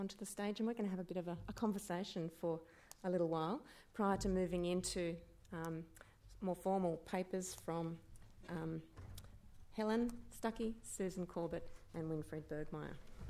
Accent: Australia; moved away as an adult; also born or lived in Wellington, New Zealand; I'm an Australian, you know, I didn't live through this era.

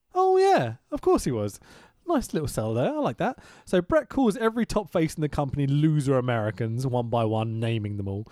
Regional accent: United Kingdom; I'm British

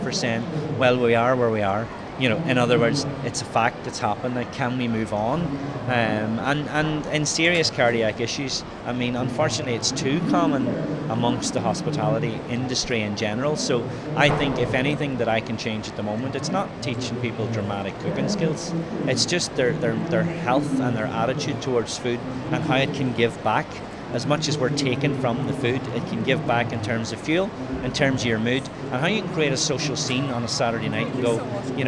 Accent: Ireland

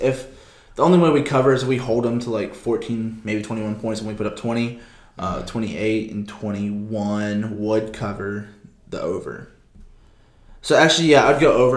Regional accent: Texas, United States; we're from Texas

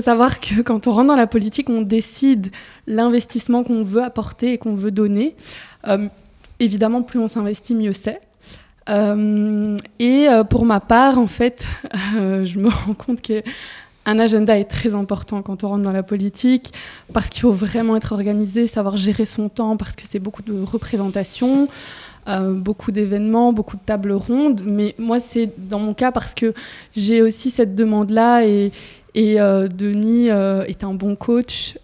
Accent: Charleroi, Wallonia, Belgium; moi je viens de Charleroi

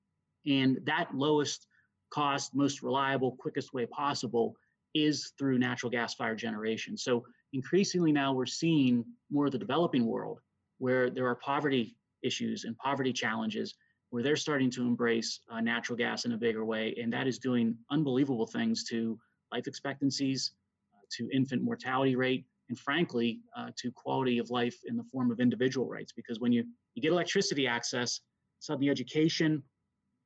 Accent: Pennsylvania, United States; my home state, the Commonwealth of Pennsylvania.

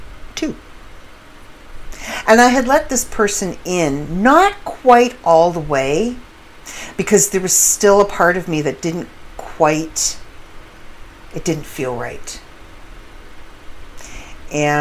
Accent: Canada; I do come from an English background, and I am Canadian

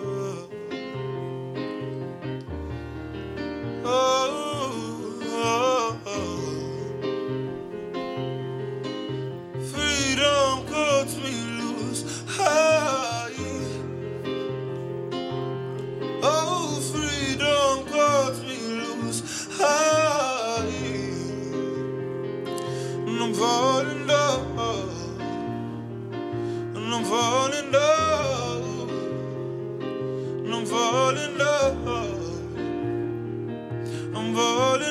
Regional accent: Toronto, Ontario, Canada; I hail from Regent Park

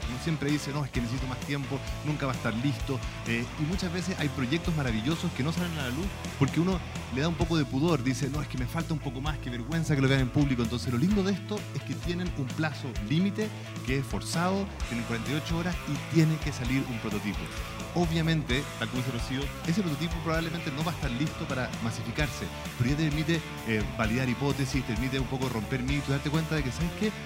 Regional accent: Chile; cómo somos como chilenos

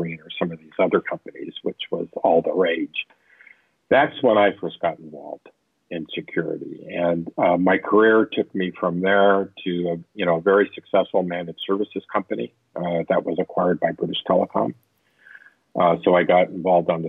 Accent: Orange County, Southern California, United States; I was born in Northern California, but I grew up in Southern California. My father was an aerospace engineer. And so I grew up in Orange County

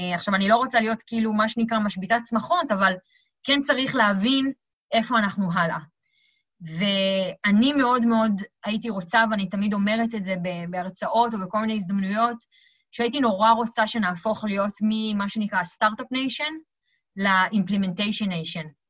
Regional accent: Israel; אנחנו מאוד טובים בזה כישראלים

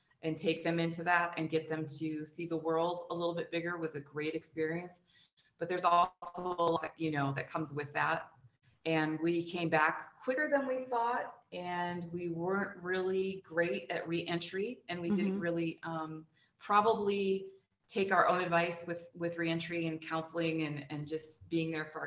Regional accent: Ann Arbor, Michigan, United States; moved away as an adult; also born or lived in Detroit; now in Colorado Springs, United States; I grew up outside the Ann Arbor area

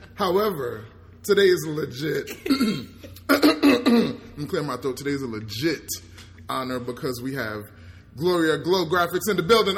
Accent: New York, United States; I remember growing up in New York

